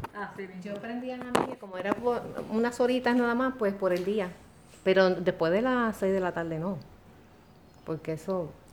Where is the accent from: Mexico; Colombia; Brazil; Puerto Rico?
Puerto Rico; San Juan; yo somos del área de San Juan